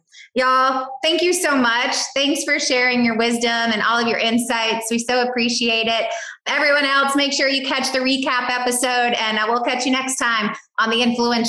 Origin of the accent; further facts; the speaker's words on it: the South, United States; accent: Southern; You have to listen to my Southern accent